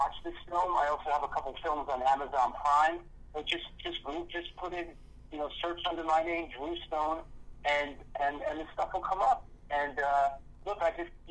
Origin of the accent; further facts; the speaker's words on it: New York City, New York, United States; I grew up in New York City